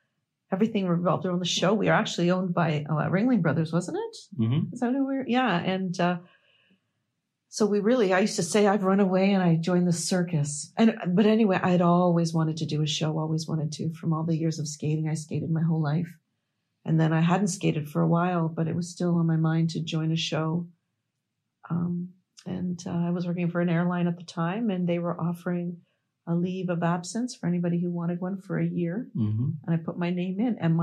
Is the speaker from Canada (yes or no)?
yes; Toronto, Ontario, Canada; I'm from Toronto, actually, Ontario, Canada. That's where I'm from